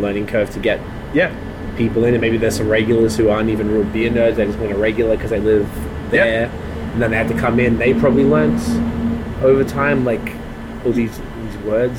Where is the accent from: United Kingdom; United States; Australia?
Australia; Melbourne, Victoria; also born or lived in Toronto, Canada; now in Canada; in Australia, I'm from Melbourne